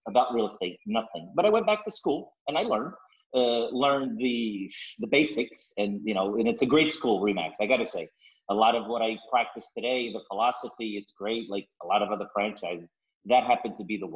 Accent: East Coast, United States; moved away as an adult; also born or lived in Angola / Houston, Texas / Sapardos, Vila Nova de Cerveira, Portugal; now in Vila Nova de Cerveira, Portugal; I was born in Angola, which is a older colony, Portuguese colony. And so when, before the revolution, we moved to the United States, and I grew up in the East Coast

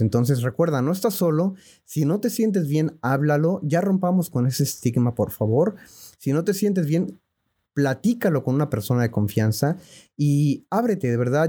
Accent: Mexico City, Mexico; yo nací en la Ciudad de México en el año de 1987.

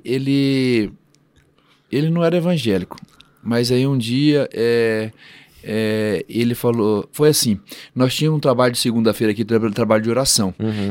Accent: Campo Grande, Mato Grosso do Sul, Brazil; also born or lived in Rondônia; now in Londrina, Brazil; eu sou de Campo Grande

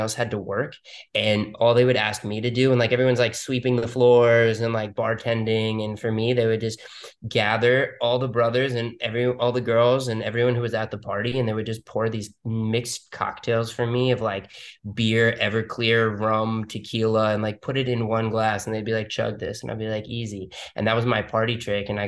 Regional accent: New York City, New York, United States; moved away as an adult; now in Miami, United States; I was born and raised in Manhattan, New York.

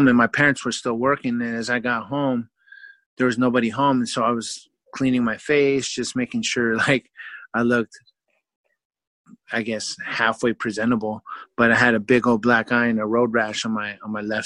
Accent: Vallejo, California, United States; moved away as an adult; also born or lived in Oklahoma; growing up in Vallejo, California

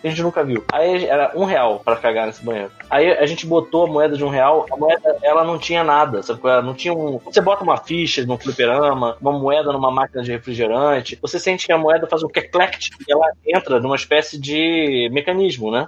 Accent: Rio de Janeiro, Brazil; Eu sou da Taquara

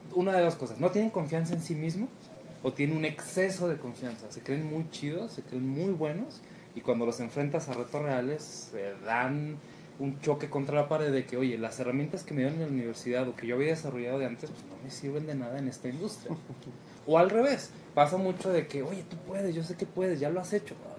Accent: Chihuahua, Mexico; now in Guadalajara, Mexico; de donde yo vengo es el número uno en divorcios

